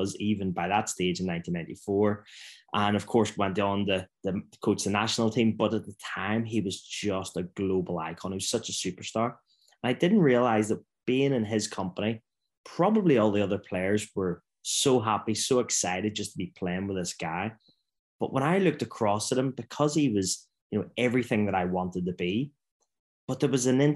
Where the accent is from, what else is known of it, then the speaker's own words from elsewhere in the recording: Belfast, Northern Ireland, United Kingdom; I grew up in Belfast in Northern Ireland in the 70s and 80s and 90s